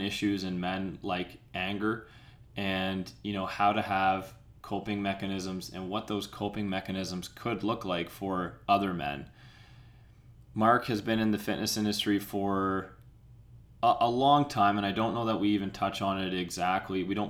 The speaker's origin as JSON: {"language": "English", "town": "Peterborough", "region": "Ontario", "country": "Canada", "tie": "born or raised there", "said": "we grew up in, for the most part, we grew up in Peterborough, Ontario"}